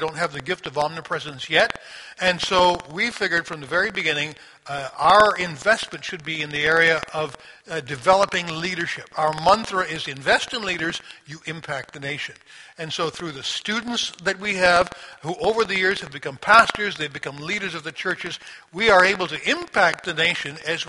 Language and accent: English; Sri Lanka; as I was growing up in Sri Lanka, Trinity was a part of the support network of my parents.